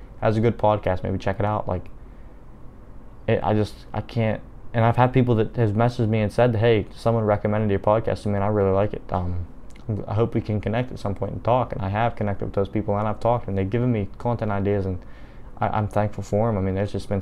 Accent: Dunbar, Pennsylvania, United States; my home is an hour south of Pittsburgh, a little town called Dunbar, and I've never been any further than that away from my home

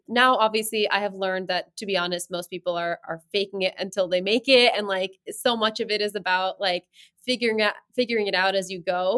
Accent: New Jersey, United States; moved away as an adult; now in New York, United States; I grew up in, like, suburbia

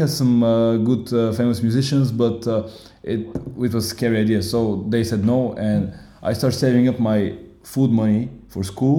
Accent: Bulgaria; English is a second language; moved away as an adult; now in Berlin, Germany; I'm 25 years old. I come from Bulgaria, from a really small city in the mountain near Sofia, 1 hour away from the capital.

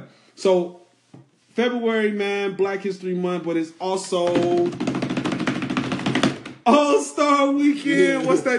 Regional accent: Chicago, Illinois, United States; I'm from Chicago.

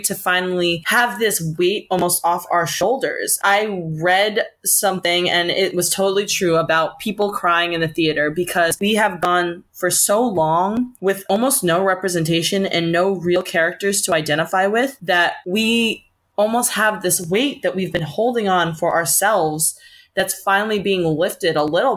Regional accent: United States; we are still growing up in America

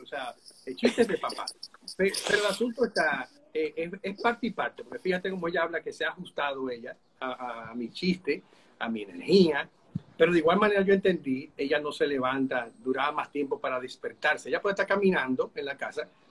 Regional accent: Santo Domingo, Distrito Nacional, Dominican Republic; yo soy de Santo Domingo, mi esposa también

